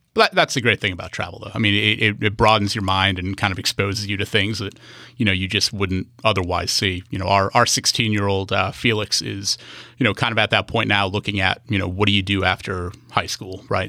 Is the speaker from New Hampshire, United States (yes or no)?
yes; New Hampshire, United States; moved away as an adult; also born or lived in North Carolina; now in Bainbridge Island, United States; after leaving high school, growing up in New Hampshire